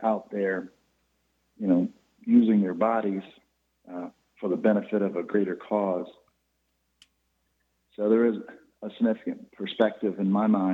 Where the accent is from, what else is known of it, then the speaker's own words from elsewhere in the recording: Polk County, Florida, United States; I grew up here in Polk County, went to a Baptist church